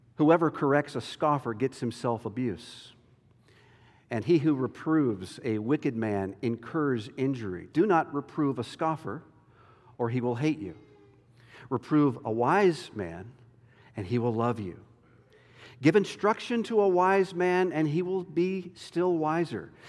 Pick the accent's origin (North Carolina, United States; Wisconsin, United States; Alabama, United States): North Carolina, United States; moved away; my home state of North Carolina